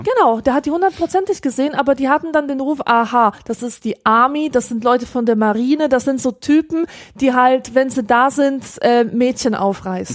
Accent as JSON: {"language": "German", "country": "Poland", "moved": "yes", "said": "man als Pole"}